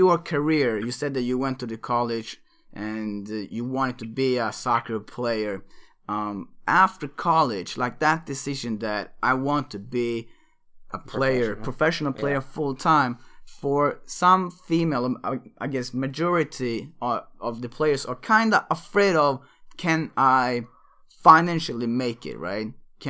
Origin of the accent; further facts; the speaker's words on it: Sweden; I'm born and raised in Sweden, so I eventually went to college in university in Sweden